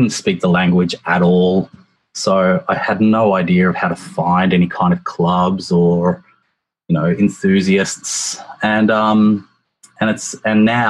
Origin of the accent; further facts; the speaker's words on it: Australia; moved away as an adult; now in Japan; I'm from Australia